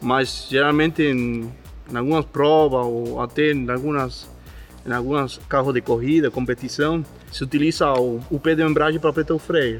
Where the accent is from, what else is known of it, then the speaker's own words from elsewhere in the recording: Argentina; Portuguese is a second language; moved away as an adult; now in Brazil; eu sou argentino